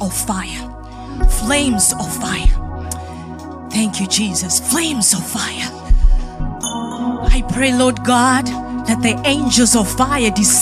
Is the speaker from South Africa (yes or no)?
no; Kenya; moved away; as a Kenyan